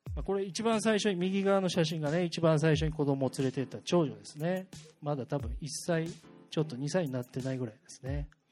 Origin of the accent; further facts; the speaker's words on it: Tatebayashi, Gunma, Japan; also born or lived in Tokyo; now in Higashikawa, Japan; 出身は、いいね、えー、と僕は、えー、と群馬県というところです関東の